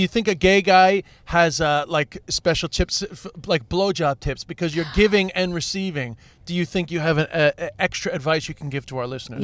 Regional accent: New York City, New York, United States; growing up in Queens

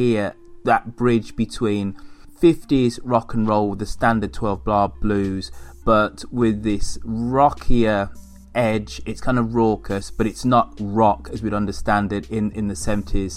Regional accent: United Kingdom; being a Brit

